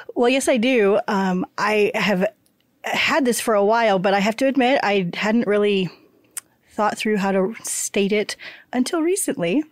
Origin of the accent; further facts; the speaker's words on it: Kansas, United States; I grew up in Kansas